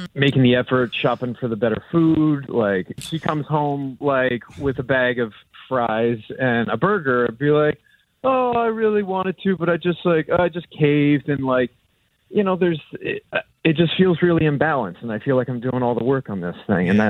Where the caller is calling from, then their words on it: Greece; I'm over in Greece.